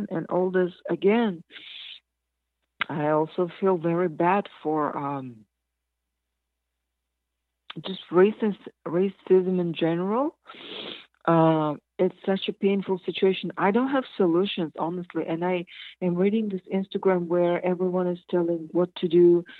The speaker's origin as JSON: {"language": "English", "country": "Kazakhstan", "tie": "born or raised there", "moved": "yes", "said": "When I was 7, I'm from Kazakhstan, but we were part of Soviet Union"}